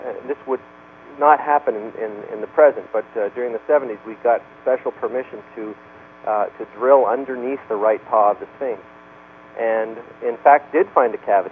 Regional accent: Canada; moved away; I'm Canadian by birth

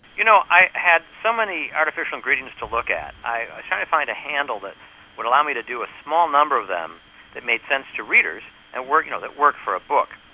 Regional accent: New York, United States; I'm from New York

